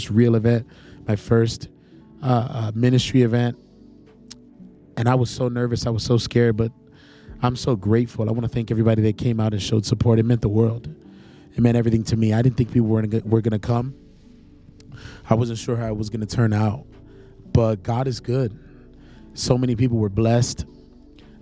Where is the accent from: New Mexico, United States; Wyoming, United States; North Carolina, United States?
North Carolina, United States; Charlotte; also born or lived in New York City; I'm in Charlotte, North Carolina, my hometown where I grew up, where I spent the majority of my life.